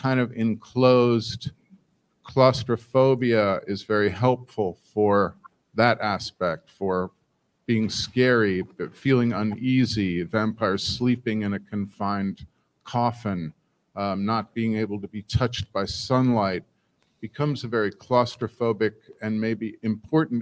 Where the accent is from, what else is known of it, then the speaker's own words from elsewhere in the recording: Ohio, United States; I'm from the Midwest. I'm from Ohio.